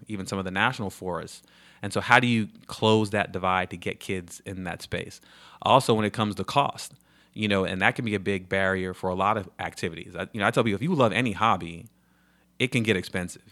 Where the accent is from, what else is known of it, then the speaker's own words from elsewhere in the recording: New York, United States; moved away as an adult; now in Charlotte, United States; I was a camp counselor, you know, growing up in New York